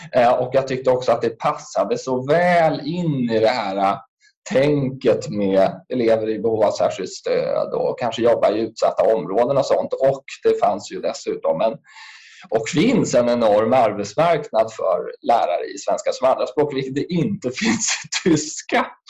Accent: Stockholm, Stockholm County, Sweden; also born or lived in Bredäng; jag är ju född och uppväxt i eh, Sätra

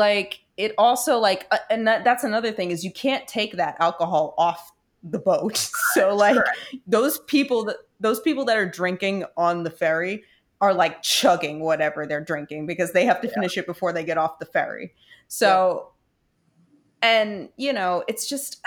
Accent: New York City, New York, United States; born or raised there

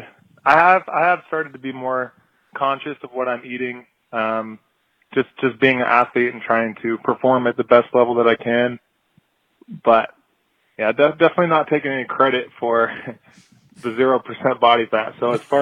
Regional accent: Seattle, Washington, United States; moved away as an adult; also born or lived in Fort Myers, Florida; I'm from Seattle, Washington

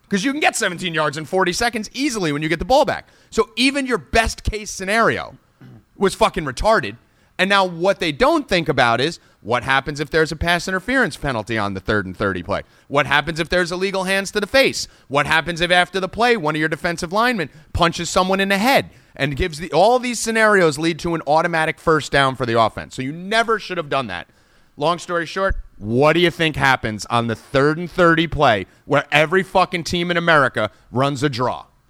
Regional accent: New Jersey, United States; growing up in Jersey, the Italian mafia mentality that everyone has here

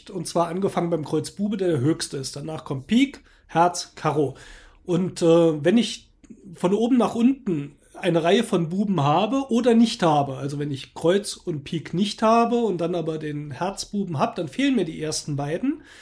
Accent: Baden-Württemberg, Germany; Ja, ich bin ja im Schwarzwald aufgewachsen, dort war es üblich, dass eben auch die Jungs in der Mittagspause in der Schule Skat gekloppt haben.

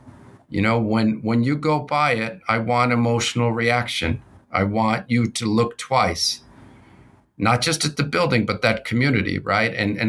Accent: West Coast, United States; also born or lived in Bogotá, Colombia; So I was born in Bogota, Colombia. My family immigrated to the United States in my youth on the West Coast.

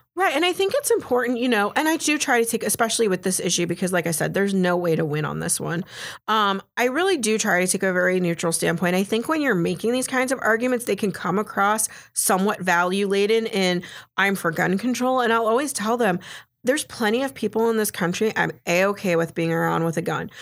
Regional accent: Florida, United States; growing up in Florida, I'm really good at hurricanes

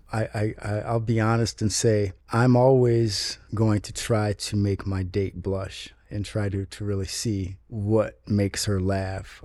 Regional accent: Chicago, Illinois, United States; moved away as an adult; now in Los Angeles, United States; I was born in Chicago, Illinois

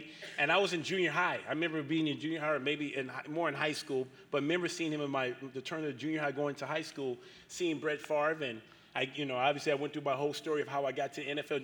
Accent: Los Angeles, California, United States; moved away as an adult; also born or lived in San Diego, United States; now in Green Bay, United States; before San Diego State, I grew up in South Central Los Angeles

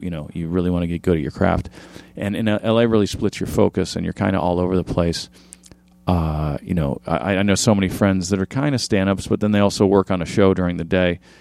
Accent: Orange County, California, United States; also born or lived in Midwest; I grew up in Orange County. We moved from the Midwest to Orange County when I was a kid

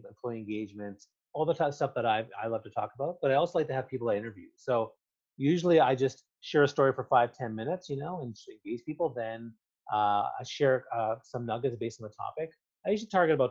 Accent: Canada; I'm Canadian

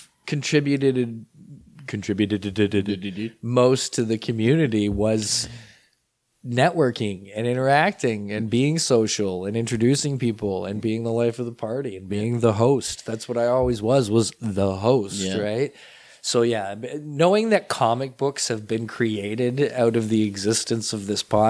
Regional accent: Clarkson, Ontario, Canada; also born or lived in Burlington; I grew up in Altered States in Clarkson

